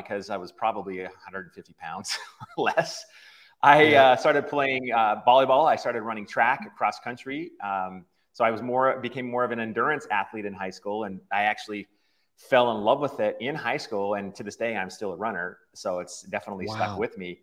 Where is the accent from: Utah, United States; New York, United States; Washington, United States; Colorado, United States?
Utah, United States; Farmington; I was born and raised in Utah, Farmington, Utah, which is just about 20 miles or so north of Salt Lake City, Utah